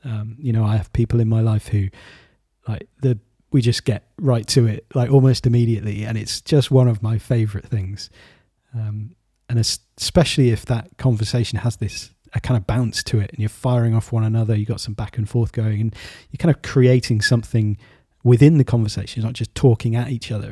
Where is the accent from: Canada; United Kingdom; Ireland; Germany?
United Kingdom; as a, as a Brit.